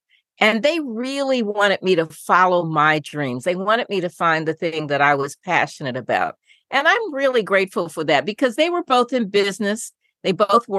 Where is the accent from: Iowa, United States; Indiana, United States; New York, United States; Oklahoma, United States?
Indiana, United States; Indianapolis; I grew up in Indianapolis